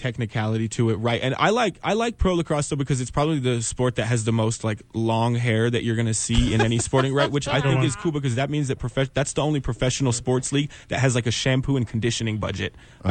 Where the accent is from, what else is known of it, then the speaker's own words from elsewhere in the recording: New Mexico, United States; growing up in New Mexico